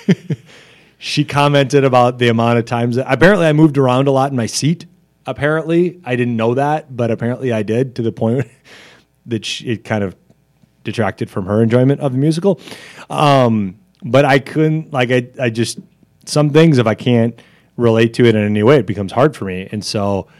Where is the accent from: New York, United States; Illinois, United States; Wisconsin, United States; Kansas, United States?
Wisconsin, United States; Janesville; when I was growing up in Janesville